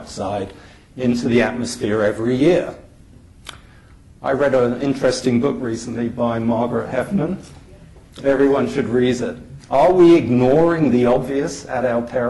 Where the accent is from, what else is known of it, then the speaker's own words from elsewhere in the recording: United Kingdom; now in Toronto, Canada; I'm a Brit